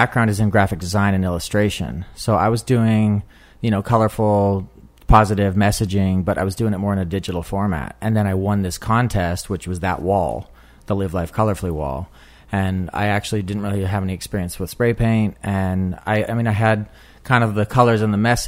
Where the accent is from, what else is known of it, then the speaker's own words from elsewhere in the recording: Salt Lake City, Utah, United States; moved away as an adult; now in New York, United States; I am from Salt Lake City, Utah, but I've been here for about 15 years.